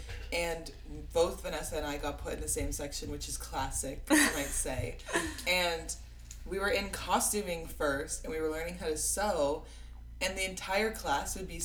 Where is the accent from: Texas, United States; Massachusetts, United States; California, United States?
California, United States; moved away; I'm from California